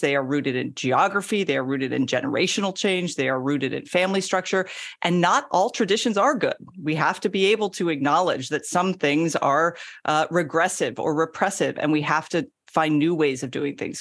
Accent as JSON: {"language": "English", "region": "Florida", "country": "United States", "also_born_or_lived": "Georgia", "said": "I'm from Florida, which is kind of the weird South as we call it."}